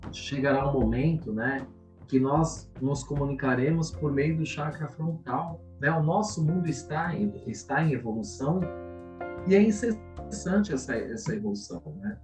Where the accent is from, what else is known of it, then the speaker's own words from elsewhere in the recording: São Paulo, Brazil; moro em São Paulo, nasci em São Paulo capital